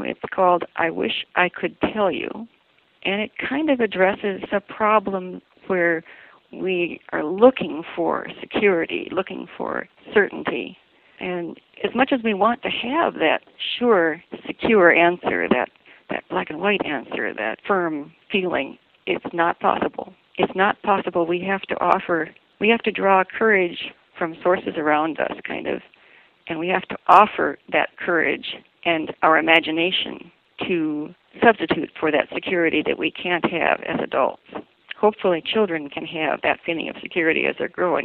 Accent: Madison, Wisconsin, United States; moved away as an adult; I grew up in the Methodist church in Madison, actually. We moved up here after we got married and had small children. So Madison was my home territory most of my growing up time

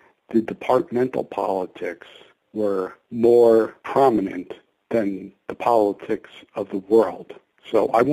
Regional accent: Jersey Shore, New Jersey, United States; moved away as an adult; also born or lived in Boulder, Colorado; I grew up on the Jersey Shore

